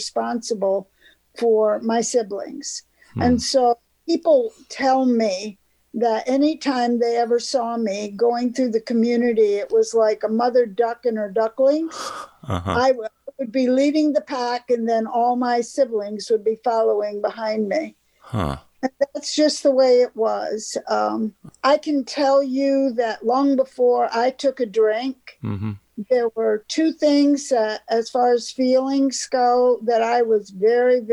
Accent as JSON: {"language": "English", "area": "Thousand Islands", "region": "New York-Canadian border", "country": "United States", "tie": "born or raised there", "also_born_or_lived": "Florida / Chicago / Memphis", "moved": "as an adult", "said": "I grew up on the New York-Canadian border in a resort area called the Thousand Islands."}